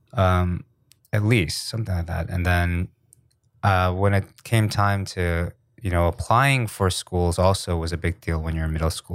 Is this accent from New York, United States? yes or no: yes; New York, United States; also born or lived in New Jersey / Riverside, California; I'm from New York because that's where I spent most of my childhood